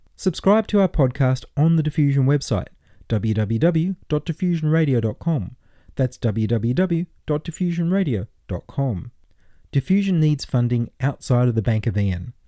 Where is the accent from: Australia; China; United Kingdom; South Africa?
Australia; we can be identified as Australians